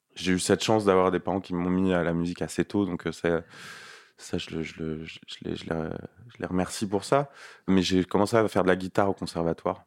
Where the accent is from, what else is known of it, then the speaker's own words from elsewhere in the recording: Nanterre, Île-de-France, France; also born or lived in Paris; j'ai grandi en banlieue à Nanterre